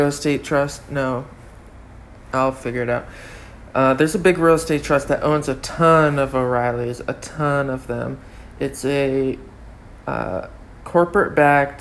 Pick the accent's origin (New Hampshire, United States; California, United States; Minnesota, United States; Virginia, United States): New Hampshire, United States; North Hampton; also born or lived in Exeter, New Hampshire; now in Florida, United States; I was born in Exeter, New Hampshire, and grew up in Northampton, New Hampshire.